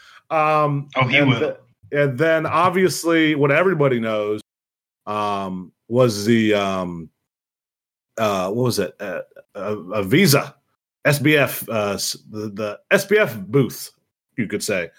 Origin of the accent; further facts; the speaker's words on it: Ohio, United States; I'm from Ohio too